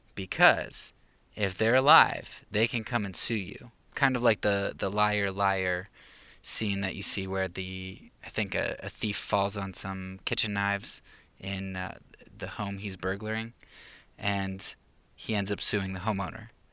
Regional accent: Pennsylvania, United States; moved away as an adult; now in Romania; I'm not from the Bible Belt of the South, but, um, kind of a Bible Belt up in Pennsylvania

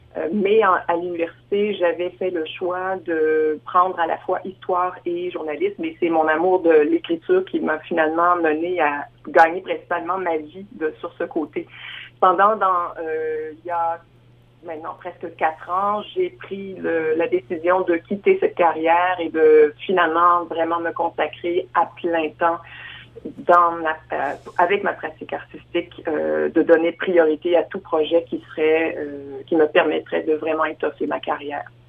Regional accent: Quebec, Canada; moved away as an adult; now in Saskatchewan, Canada; je suis originaire de la province de Québec, mais je vis en Saskatchewan, terre adoptive, depuis bientôt 30 ans

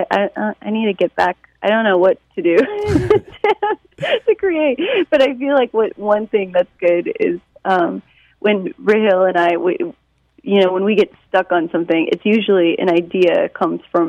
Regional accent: Detroit, Michigan, United States; now in New York, United States; growing up in Detroit

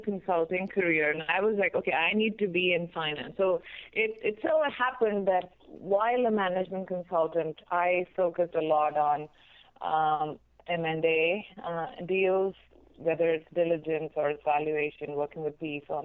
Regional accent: India; moved away as an adult; also born or lived in Berkeley, United States; now in United States; I grew up in India and I did my undergrad there

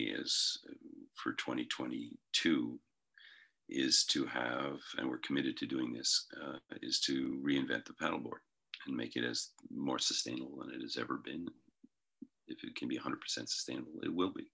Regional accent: Canada; our country, Canada

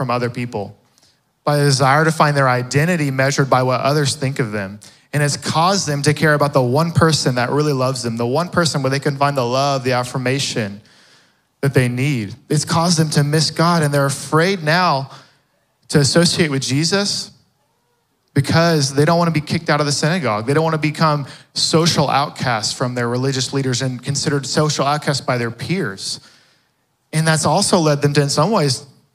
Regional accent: Fort Worth, Texas, United States; I grew up in the west side of Fort Worth

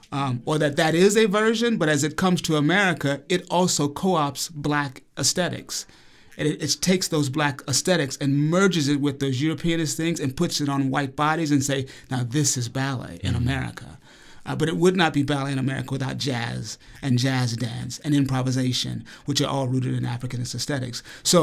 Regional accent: Alabama, United States; accent: Southern; and that I grew up in Alabama. I left Alabama after high school, made strong commitments to get rid of my Southern accent

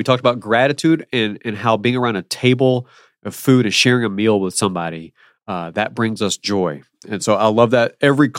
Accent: Alabama, United States; I'm from Alabama, not Birmingham, but I'm from Alabama. Originally.

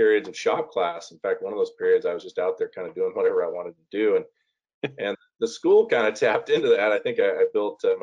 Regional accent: Curlew, Washington, United States; I grew up in a very small town called Curlew, east side of the state, right off the Canadian border

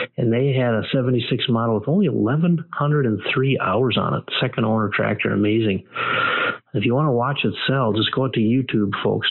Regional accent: Benson, Minnesota, United States; I grew up in Benson, Minnesota

